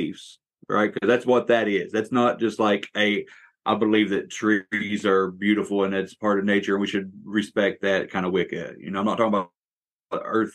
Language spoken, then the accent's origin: English; West Virginia, United States; here in my home state